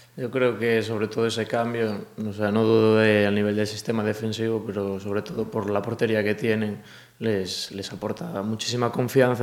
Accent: A Coruña, Galicia, Spain; moved away; also born or lived in Cangas; yo soy de Coruña, yo nací en Coruña

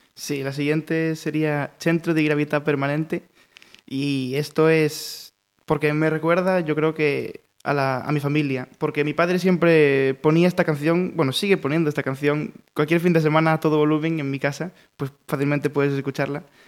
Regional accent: Pontevedra, Galicia, Spain; estuve de pequeño, en infantil estuve en Crespo Rivas, en Campolongo

